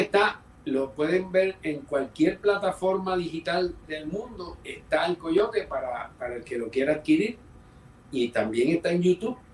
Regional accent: San Juan, Puerto Rico; also born or lived in New York; Yo soy de San Juan y empecé muy niño.

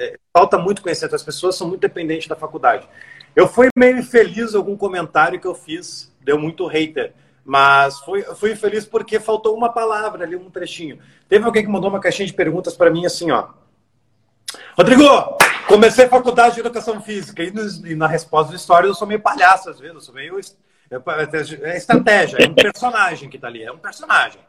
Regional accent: Rio Grande do Sul, Brazil; Eu sou gaúcho, falo tu

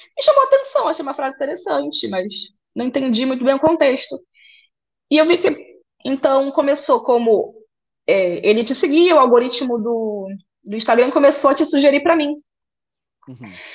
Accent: Santa Isabel do Pará, Pará, Brazil; de São Isabel do Pará, interior do Pará, filha de agricultores é, fui criada no interior

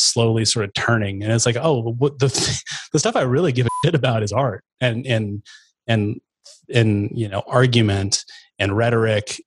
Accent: Chattaroy, Washington, United States; I grew up in out in Chatteroy, kind of way out north of Meade, about 20 miles north

